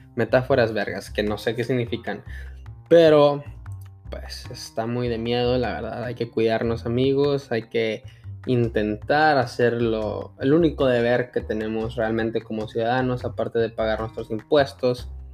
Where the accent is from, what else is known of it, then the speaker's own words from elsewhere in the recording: El Paso, Texas, United States; now in Fort Worth, United States; voté en la ciudad de El Paso, Texas, de donde soy nativo